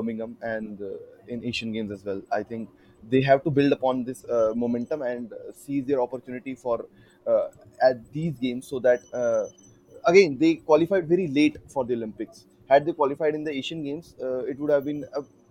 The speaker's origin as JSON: {"language": "English", "country": "India", "said": "as an Indian"}